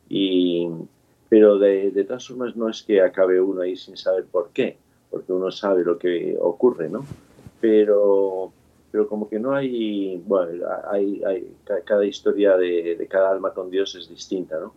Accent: Valencia, Valencian Community, Spain; nací en Valencia, como decías, en la tierra de Paella, y mm, estudié en los colegios, en el Colegio Maristas, soy el séptimo de nueve hermanos

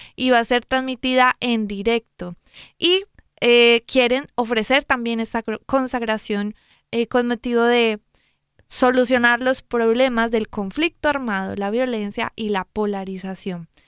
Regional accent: Medellín, Antioquia, Colombia; yo soy de Medellín, Colombia

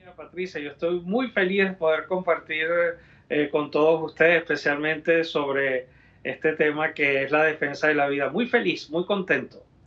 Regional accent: Venezuela; moved away as an adult; now in United States; en Venezuela, donde yo nací y crecí y ejercí los primeros años de mi ministerio sacerdotal

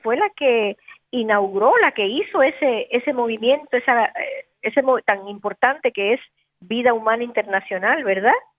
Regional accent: Connecticut, United States; moved away; me recuerda tanto a mi niñez, porque yo viví en Connecticut

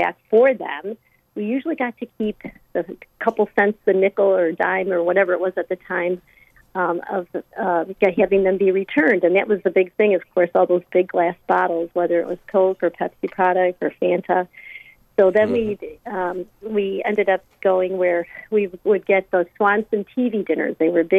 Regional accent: Chicago, Illinois, United States; I grew up in Chicago

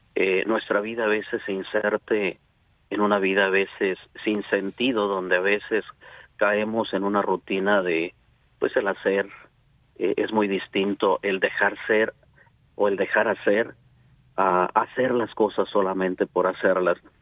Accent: Celaya, Guanajuato, Mexico; moved away as an adult; now in Dallas, United States; soy originario de Celaya, Guanajuato

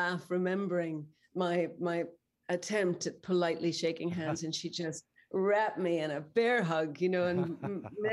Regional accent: Northern Ireland, United Kingdom; I grew up in Northern Ireland

